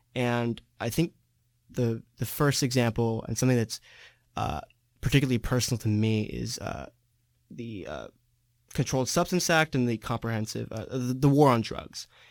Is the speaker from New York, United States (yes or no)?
no; San Diego, California, United States; I'm from San Diego, California.